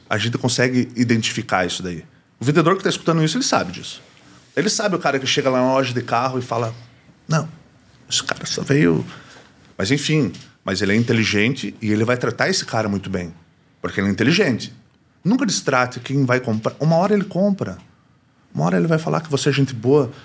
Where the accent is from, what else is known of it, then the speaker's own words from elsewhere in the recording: Brazil; sou brasileiro